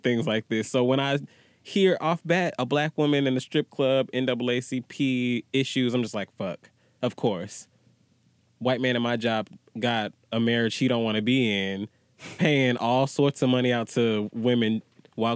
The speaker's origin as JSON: {"language": "English", "town": "Atlanta", "region": "Georgia", "country": "United States", "said": "I'm from Atlanta"}